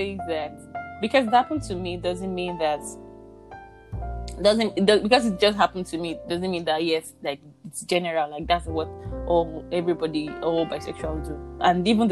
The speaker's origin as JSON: {"language": "English", "region": "Yorubaland", "country": "Nigeria", "accent": "Yoruba", "said": "my Yoruba accent"}